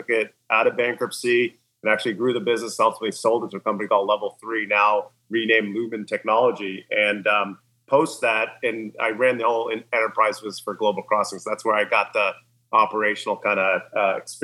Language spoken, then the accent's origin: English; Canada; also born or lived in New York City, United States / Beverly Hills, United States; now in United States; I'm Canadian, by the way. So Canadian, but lived in the U.S. for many years now.